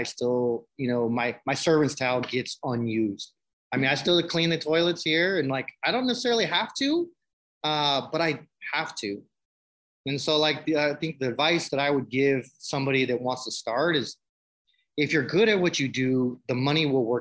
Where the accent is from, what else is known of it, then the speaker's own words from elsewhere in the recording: San Francisco, California, United States; I come from San Francisco from nothing, group homes, institutions, my whole life.